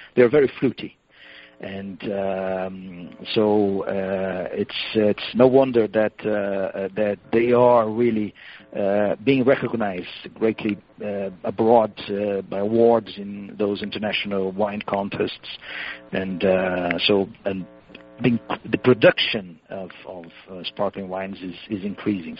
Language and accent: English; São Paulo, Brazil; I was born and raised in Sao Paulo, actually my, fami- my family comes from that area